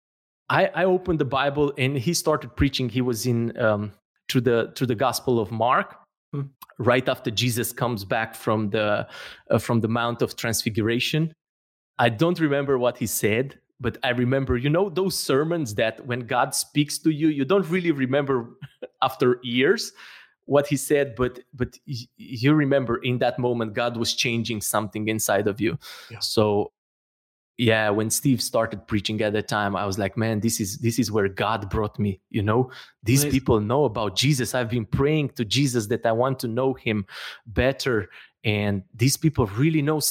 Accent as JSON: {"language": "English", "country": "Romania", "moved": "as an adult", "said": "I'm from Romania"}